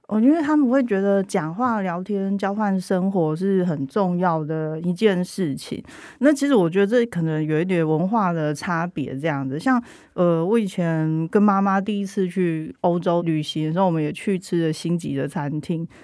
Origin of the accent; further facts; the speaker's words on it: central Taiwan, Taiwan; 我是中部人，我在中部长大